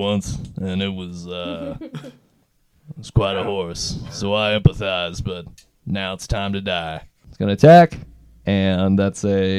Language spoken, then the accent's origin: English; United Kingdom; I don't do hugging. I'm too British for that.